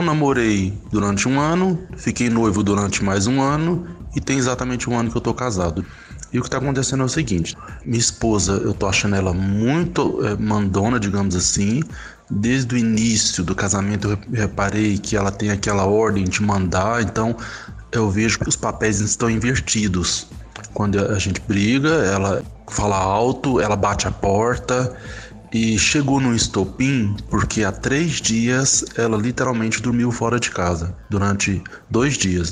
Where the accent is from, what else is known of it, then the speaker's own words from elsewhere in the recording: Goiânia, Goiás, Brazil; sou de Goiânia